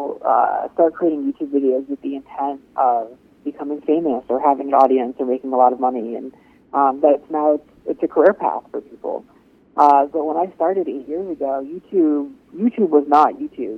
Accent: Rhode Island, United States; I grew up in New England, in Rhode Island, actually

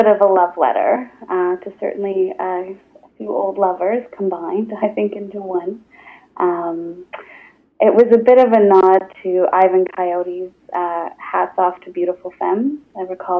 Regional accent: outside of Toronto, Ontario, Canada; moved away; also born or lived in Newfoundland / Nova Scotia / Halifax; I grew up outside of Toronto, but I spent a lot of time living in Newfoundland and Nova Scotia and certainly came out in Halifax.

